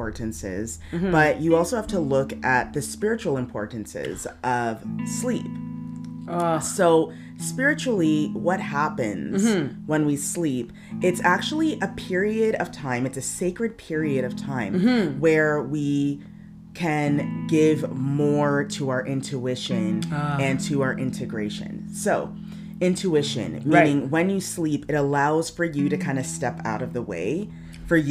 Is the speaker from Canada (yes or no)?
yes; Canada; we are Canadian, but our lifestyles are very much like Americans